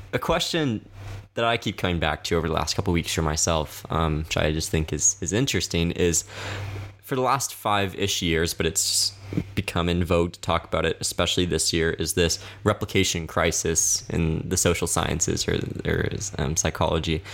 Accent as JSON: {"language": "English", "region": "the South", "country": "United States", "tie": "born or raised there", "said": "I grew up in the South"}